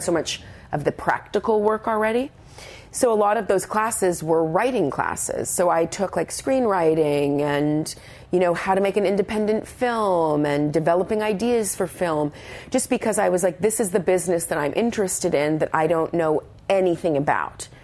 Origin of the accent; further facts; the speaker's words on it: Brandon, Manitoba, Canada; moved away; living in my hometown of Brandon, Manitoba